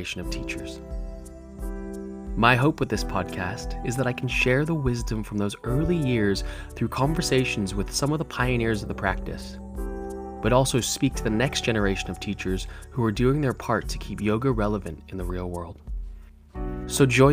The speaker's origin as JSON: {"language": "English", "town": "Los Angeles", "region": "California", "country": "United States", "tie": "born or raised there", "also_born_or_lived": "Wellington, New Zealand", "moved": "yes", "lives_now": "London, United Kingdom", "said": "Even though I grew up in Los Angeles, I was raised in a Kiwi household"}